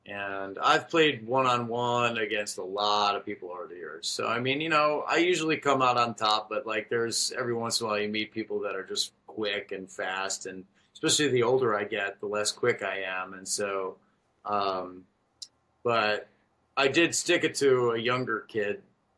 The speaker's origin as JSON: {"language": "English", "town": "Chicago", "region": "Illinois", "country": "United States", "tie": "born or raised there", "said": "I grew up in Chicago, so I'm a Chicago fan of Bulls, Cubs, and Bears."}